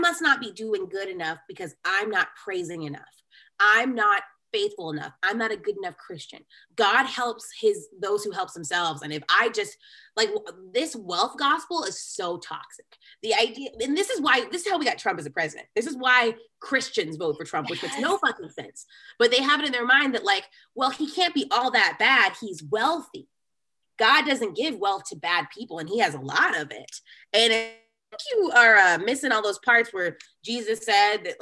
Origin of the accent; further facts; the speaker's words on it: Grand Prairie, Texas, United States; I grew up in Grand Prairie, which is a suburb of Dallas